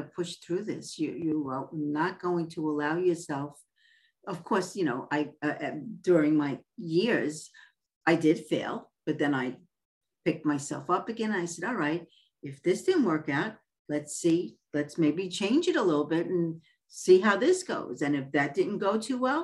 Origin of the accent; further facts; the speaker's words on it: New York City, New York, United States; moved away as an adult; also born or lived in Westlake, California; now in California, United States; I was born and raised in Coney Island